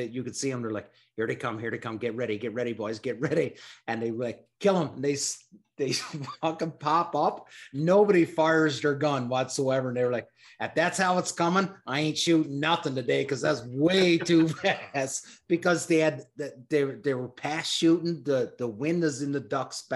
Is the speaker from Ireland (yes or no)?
no; Newfoundland and Labrador, Canada; I was from Newfoundland